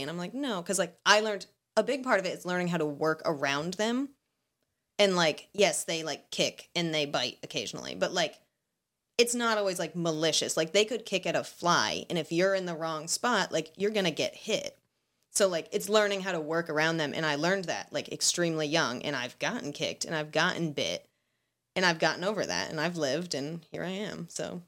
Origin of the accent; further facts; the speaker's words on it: Seekonk, Massachusetts, United States; I grew up in Seekonk.